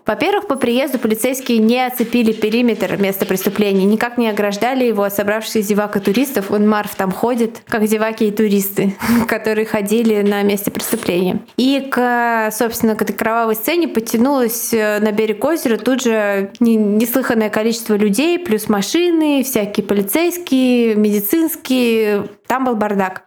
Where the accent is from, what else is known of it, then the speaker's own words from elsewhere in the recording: Saint Petersburg, Russia; Я жила в соседнем доме с визовым центром на Марата